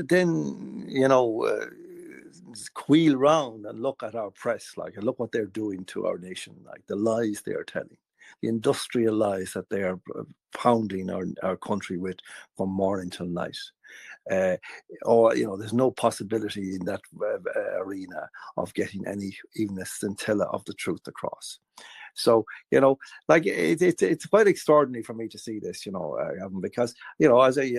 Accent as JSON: {"language": "English", "country": "Ireland"}